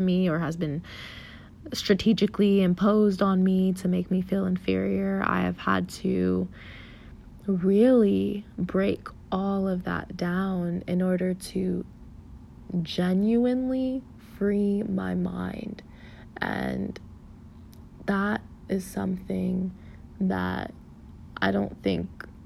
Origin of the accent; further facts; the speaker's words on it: South Florida, United States; moved away; growing up in South Florida affected me